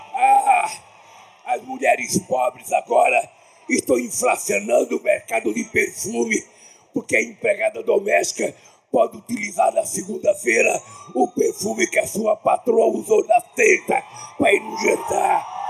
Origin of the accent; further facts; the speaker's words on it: São Paulo, Brazil; also born or lived in Garanhuns, Pernambuco; quando eu tinha sete anos de idade, que eu saí de Pau de Arara, de Garanhuns, para vir para São Paulo